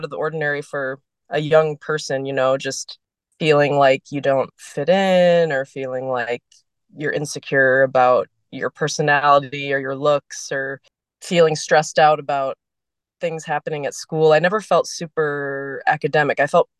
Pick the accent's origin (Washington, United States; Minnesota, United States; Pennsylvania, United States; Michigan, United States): Minnesota, United States; St. Louis Park; born there; also born or lived in San Antonio, Texas / Atlanta, Georgia / Boston, Massachusetts; I was born in Minnesota in St. Louis Park, but I moved pretty soon after to San Antonio, Texas. I lived there for 5 years, and then my family moved to Georgia, a suburb of Atlanta.